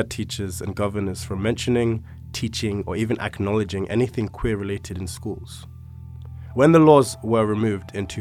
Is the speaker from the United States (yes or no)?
no; London, United Kingdom; I was born and raised in East London to first-generation Sierra Leonean parents